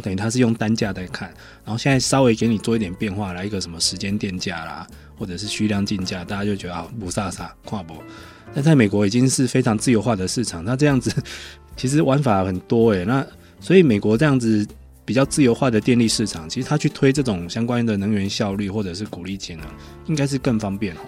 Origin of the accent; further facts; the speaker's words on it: Taiwan; 我们台湾人